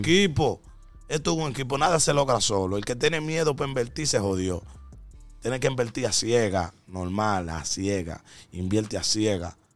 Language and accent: Spanish; Dominican Republic; en mi país